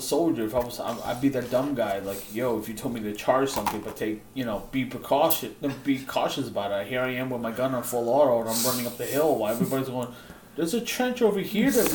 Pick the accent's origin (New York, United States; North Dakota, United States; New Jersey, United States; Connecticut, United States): New York, United States; New York City